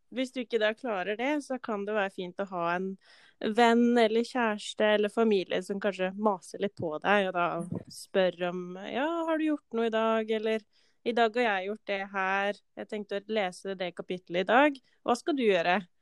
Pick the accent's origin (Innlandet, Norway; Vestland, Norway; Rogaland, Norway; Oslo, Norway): Innlandet, Norway; Valdres; moved away as an adult; now in Molde, Norway; kommer fra Valdres